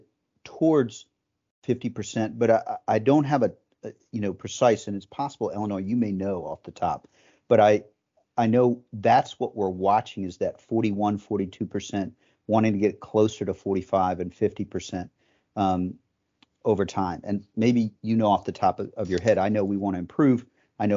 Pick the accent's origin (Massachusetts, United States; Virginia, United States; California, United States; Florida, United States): Virginia, United States; Fairfax County; my experience with trees growing up in Fairfax County